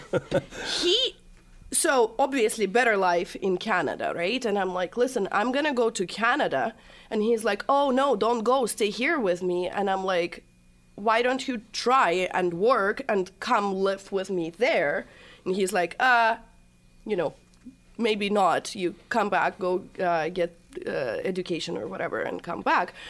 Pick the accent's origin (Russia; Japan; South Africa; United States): Russia; Chelyabinsk, Chelyabinsk Oblast; moved away; I was born and raised in Russia, Chelyabinsk.